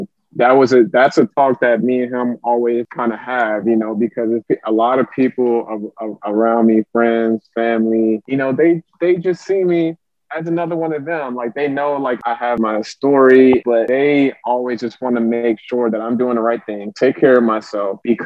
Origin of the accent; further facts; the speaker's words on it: Clinton, Maryland, United States; also born or lived in Frankfurt, Germany; I grew up in Prince George's County, Clinton, Maryland